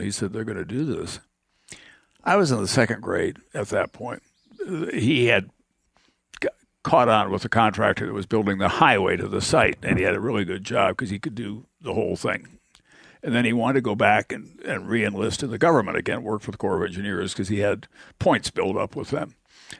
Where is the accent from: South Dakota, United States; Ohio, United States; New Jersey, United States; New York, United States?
South Dakota, United States; Igloo; I remember when we moved from Igloo in the far southwestern part of the state to this place where they were going to build a dam.